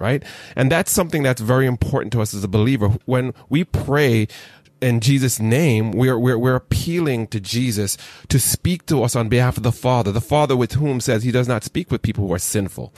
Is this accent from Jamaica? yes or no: yes; Jamaica; a Jamaican who has multiple jobs